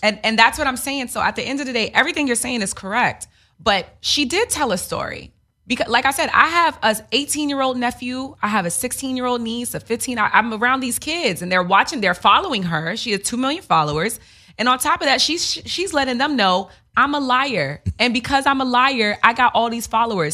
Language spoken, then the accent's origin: English; New York, United States; also born or lived in Queens; I grew up in New York. I went to high school and we, no white kids